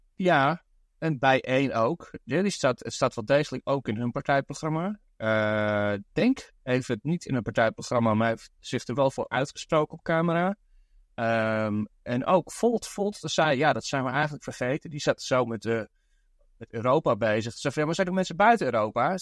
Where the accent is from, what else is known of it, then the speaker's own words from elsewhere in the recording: Netherlands; now in Brooklyn, United States; in mijn eigen land. ja, dat is niet meer mijn eigen land